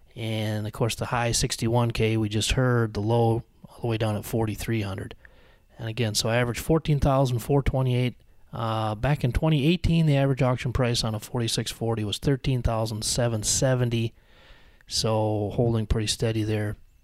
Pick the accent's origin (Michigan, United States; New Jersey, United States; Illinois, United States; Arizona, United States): Illinois, United States; Joy; It'd be a nice place to grow up. Where are you from? I'm from Joy, Illinois.